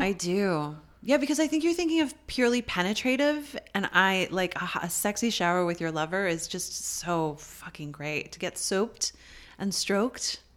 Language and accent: English; Canada; as a Canadian